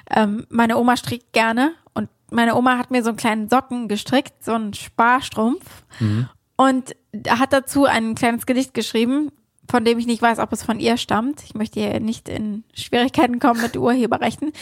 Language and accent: German; Germany; now in New York, United States